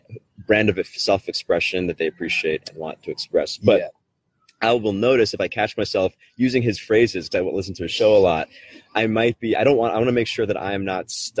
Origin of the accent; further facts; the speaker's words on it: New York City, New York, United States; I grew up in South Brooklyn where there was a lot of like mafioso type people.